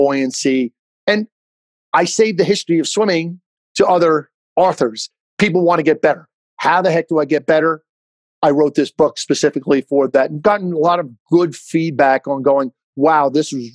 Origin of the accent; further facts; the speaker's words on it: Jersey Shore, New Jersey, United States; growing up on the Jersey Shore